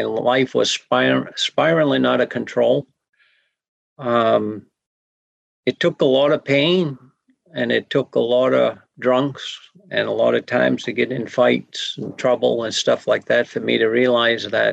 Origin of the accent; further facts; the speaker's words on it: Pleasant Point, Maine, United States; I'm from Sebayeg, Pleasant Point, in down east Maine